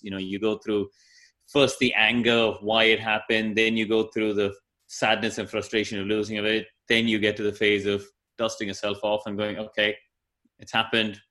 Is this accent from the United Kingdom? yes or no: no; Chennai, Tamil Nadu, India; moved away; I grew up in Madras where we had India's first racetrack